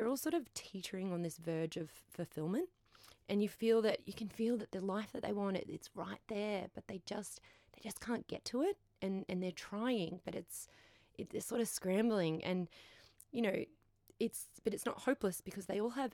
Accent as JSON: {"language": "English", "region": "Queensland", "country": "Australia", "said": "I'm from Queensland"}